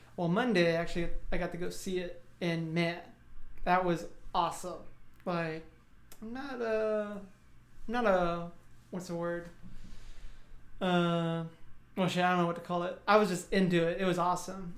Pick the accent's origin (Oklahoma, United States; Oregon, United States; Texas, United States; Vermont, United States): Texas, United States; South; growing up in South Texas